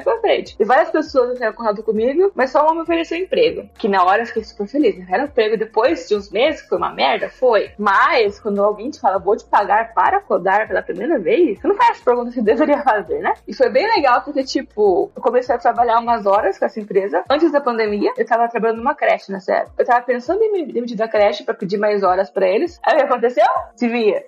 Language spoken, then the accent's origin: Portuguese; São Paulo, Brazil; Eu sou de São Paulo